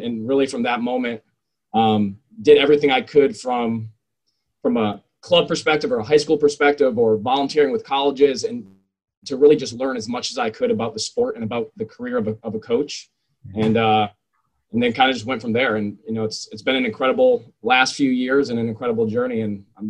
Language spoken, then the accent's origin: English; Bristol, Connecticut, United States; moved away as an adult; also born or lived in Charleston, South Carolina; now in West Point, United States; I'm originally from Bristol, Connecticut. Swam in Bristol, Connecticut, and some club teams in the area